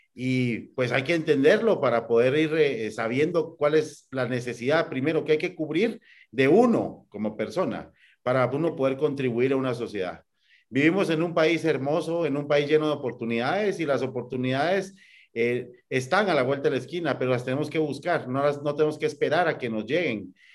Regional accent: Guatemala; como guatemaltecos

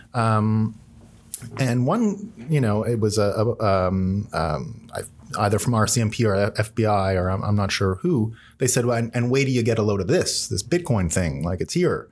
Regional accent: Canada; I'm Canadian

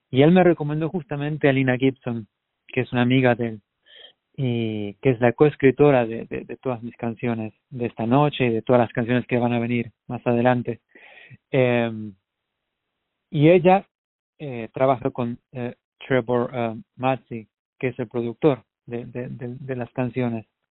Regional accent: Argentina; moved away as an adult; now in United States; en Argentina, en mi país

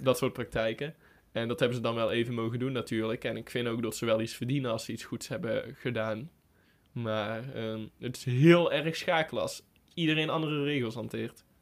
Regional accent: North Brabant, Netherlands; Voor ons als Brabanders

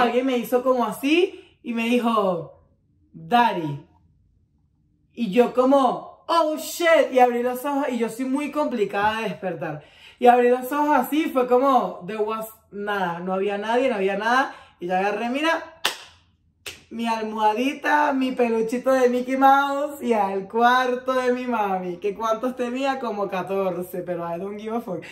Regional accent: Caracas, Capital District, Venezuela; yo soy caraqueña

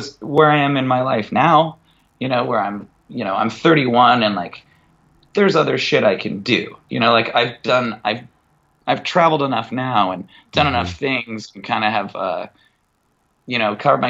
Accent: Mukilteo, Washington, United States; from Muckle TL

